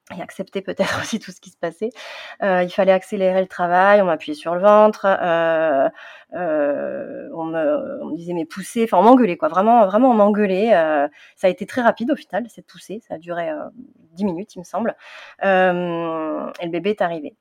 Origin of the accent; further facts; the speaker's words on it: southern France, France; moved away as an adult; now in Paris region, France; je viens du sud de la France et euh, depuis euh, une quinzaine d'années, j'habite en, région parisienne.